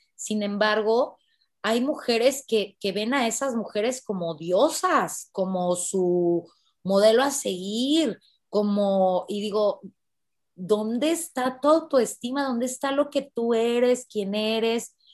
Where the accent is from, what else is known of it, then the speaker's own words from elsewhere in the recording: Mexico; yo soy de México